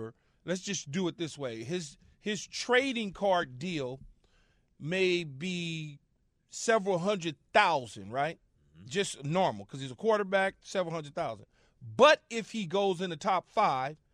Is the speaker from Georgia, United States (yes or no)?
no; Los Angeles, California, United States; a young man growing up in Los Angeles